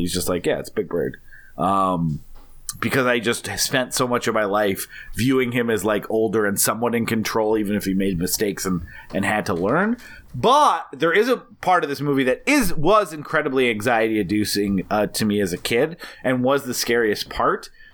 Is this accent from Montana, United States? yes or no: yes; Montana, United States; also born or lived in North Dakota; I grew up mostly in Montana and North Dakota